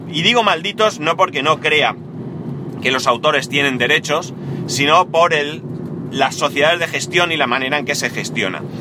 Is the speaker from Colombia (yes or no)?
no; Spain; yo que soy español y vivo en España